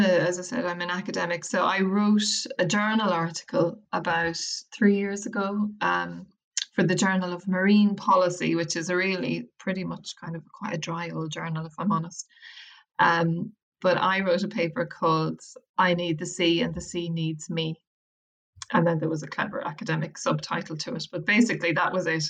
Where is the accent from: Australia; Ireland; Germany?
Ireland; Wicklow, Leinster; moved away as an adult; also born or lived in London / Westport, County Mayo; I'm from Wicklow